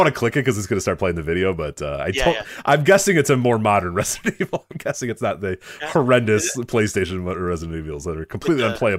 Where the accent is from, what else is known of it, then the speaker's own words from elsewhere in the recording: Chicago, Illinois, United States; Well, I'm in a weird position too, but being a Chicagoan, I'm supposed to hate the Packers, but I don't.